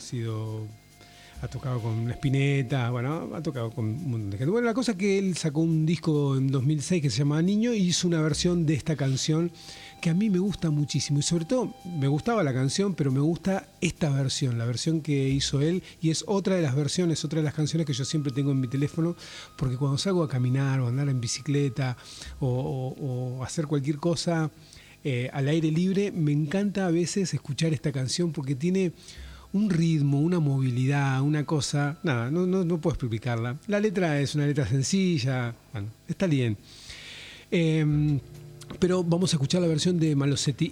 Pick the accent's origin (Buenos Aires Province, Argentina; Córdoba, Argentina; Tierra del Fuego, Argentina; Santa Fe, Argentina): Tierra del Fuego, Argentina; somos de Tierra del Fuego, estamos acá en, en Buenos Aires